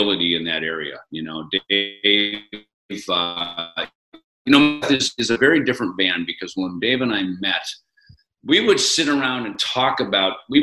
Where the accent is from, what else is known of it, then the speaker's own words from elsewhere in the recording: Minnesota, United States; moved away; also born or lived in Los Angeles; where I grew up in Minnesota